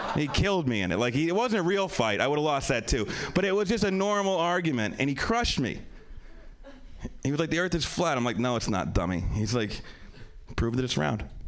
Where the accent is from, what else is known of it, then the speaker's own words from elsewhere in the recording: Pennsylvania, United States; also born or lived in New York; now in Los Angeles, United States; I'm from Pennsylvania. I live in L.A. now.